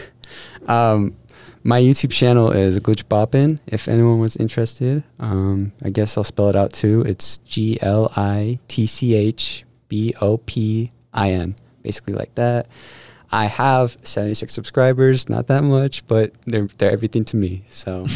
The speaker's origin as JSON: {"language": "English", "town": "Las Vegas", "region": "Nevada", "country": "United States", "moved": "as an adult", "said": "I'm from Las Vegas, Nevada"}